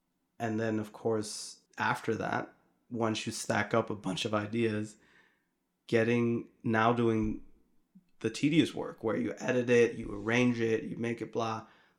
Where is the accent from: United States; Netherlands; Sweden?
Netherlands; Utrecht; first language Arabic; English is a second language; So born and raised in the Netherlands, in Utrecht, and Morocco was a big part of the upbringing. I didn't speak any Dutch until I was about 4 or 5. So I only spoke Arabic